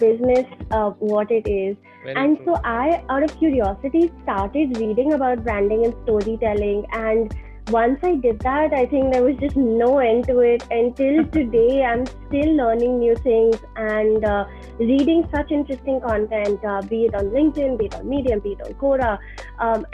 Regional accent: Dubai, United Arab Emirates; moved away as an adult; also born or lived in Boston; I was born and brought up in Dubai, okay. Studied in Boston

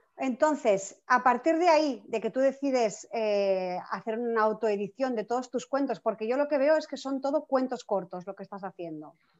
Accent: Barcelona, Catalonia, Spain; yo soy de Barcelona

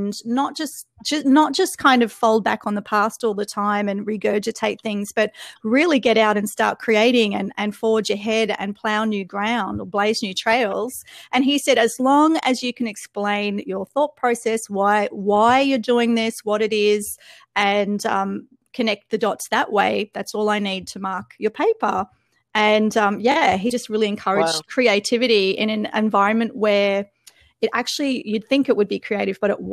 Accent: Australia; also born or lived in Melbourne; I'm Australian

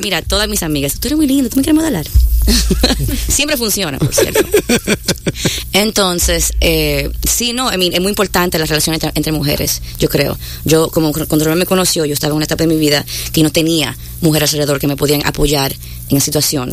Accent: New York, United States; also born or lived in Dominican Republic; Yo soy de Nueva York

